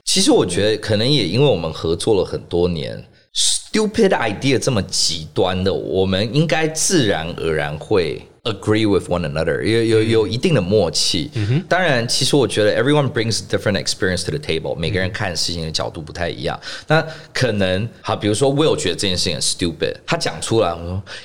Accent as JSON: {"language": "Chinese", "country": "Singapore", "tie": "born or raised there", "also_born_or_lived": "Shanghai", "moved": "as an adult", "lives_now": "Taiwan", "said": "那我是在新加坡出生长大的台湾人"}